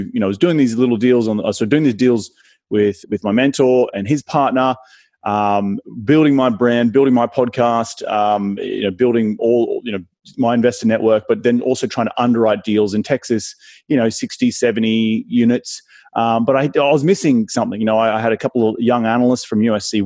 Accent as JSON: {"language": "English", "country": "Australia", "accent": "Australian", "moved": "yes", "lives_now": "Los Angeles, United States", "said": "my Australian accent, you know, who's this Aussie guy calling from"}